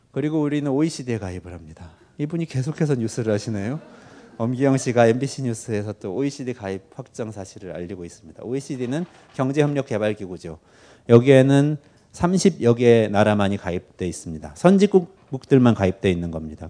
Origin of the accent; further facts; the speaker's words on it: Seoul, South Korea; also born or lived in United States; 제가 지금 살고 있는 데가 제가 태어난 곳이거든요 동작구인데요 서울 동작구